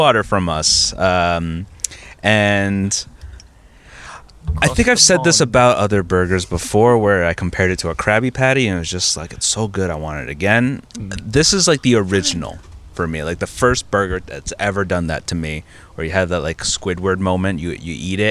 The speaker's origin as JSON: {"language": "English", "region": "New Jersey", "country": "United States", "said": "I'm from Jersey."}